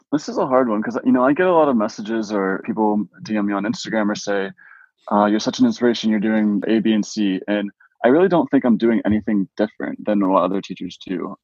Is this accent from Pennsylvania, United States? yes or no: yes; Pittsburgh, Pennsylvania, United States; also born or lived in Erie, Pennsylvania; I grew up in Pittsburgh